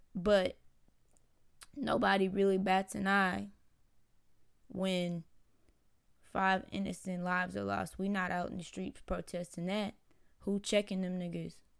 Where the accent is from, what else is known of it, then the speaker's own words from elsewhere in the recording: Houston, Texas, United States; I'm from Houston